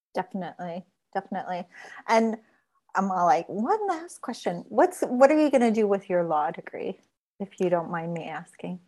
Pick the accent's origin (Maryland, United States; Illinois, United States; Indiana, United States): Indiana, United States; Gary; I come from Gary, Indiana, which is like steel mills and chem spills